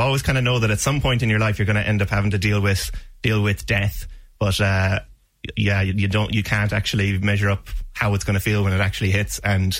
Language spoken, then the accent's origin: English; Ballybricken, Munster, Ireland; I'm from Ballybricken myself.